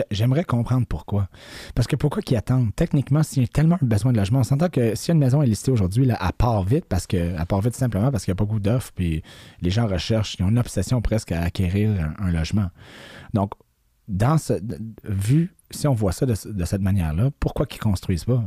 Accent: Quebec, Canada; je suis québécois, j'habite ici toute ma vie

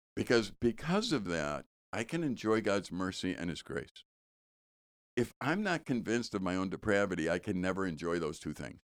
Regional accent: Chicago, Illinois, United States; I grew up in Chicago and we used to garbage pick.

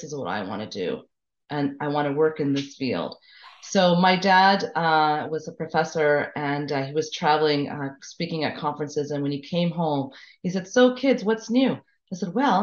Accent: Montreal, Quebec, Canada; I'm from Montreal originally, born and raised

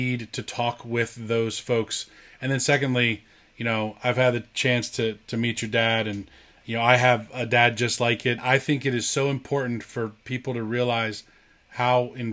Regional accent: Acworth, Georgia, United States; the town I grew up in Ackworth, Georgia

